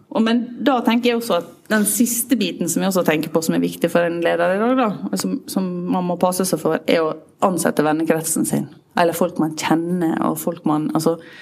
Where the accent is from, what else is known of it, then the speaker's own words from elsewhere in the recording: Sunnmøre, Møre og Romsdal, Norway; jeg er sunnmøring